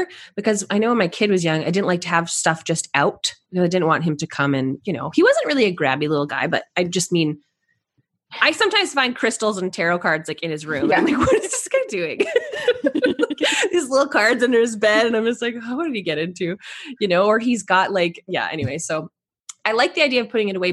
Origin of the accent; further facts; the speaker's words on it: Canada; I'm Canadian